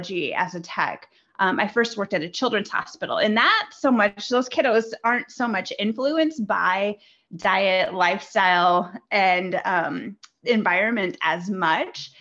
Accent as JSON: {"language": "English", "region": "Midwest", "country": "United States", "tie": "born or raised there", "said": "I grew up in the Midwest in the United States"}